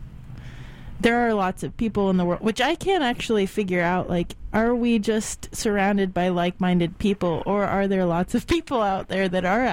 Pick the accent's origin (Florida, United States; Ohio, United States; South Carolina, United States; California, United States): Florida, United States; now in San Francisco, United States; I grew up in Florida